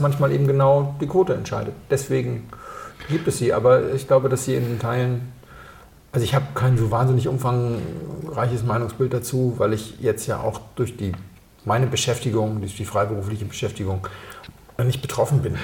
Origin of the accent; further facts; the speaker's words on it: Hamburg, Germany; moved away; an meine Heimatstadt erinnert. In Hamburg